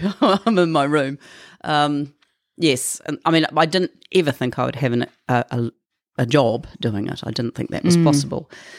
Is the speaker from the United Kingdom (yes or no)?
no; Auckland, New Zealand; I was born in Auckland to my mum and dad, and they got divorced a year after I was born, and then we were with my stepfather and mother, and we moved all over New Zealand